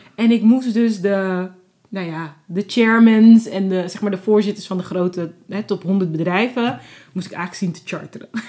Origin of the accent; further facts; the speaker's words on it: Netherlands; also born or lived in Cape Verde / Abu Dhabi; als Nederlander ben ik